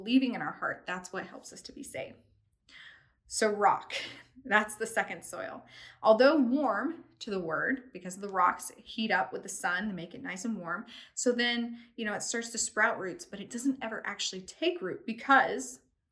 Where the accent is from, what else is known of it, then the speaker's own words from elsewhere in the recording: East Tennessee, United States; moved away; also born or lived in London; I'm from East Tennessee. And so we, like everybody has a little garden in their backyard. And so we grew like squash and zucchini